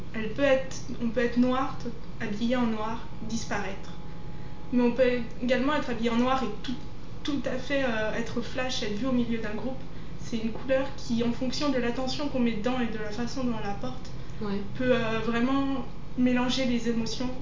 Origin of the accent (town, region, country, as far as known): Savoie, Auvergne-Rhône-Alpes, France; born or raised there; now in Lyon, France